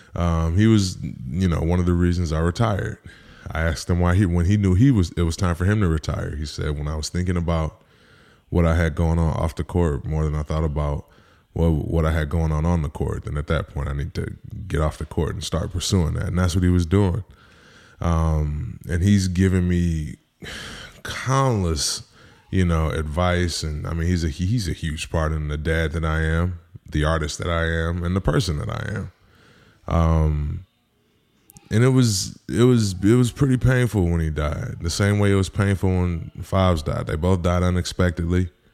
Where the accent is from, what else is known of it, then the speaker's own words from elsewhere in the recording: Midwest, United States; growing up in the Midwest, I'm not saying we grew up the same, but we grew up similar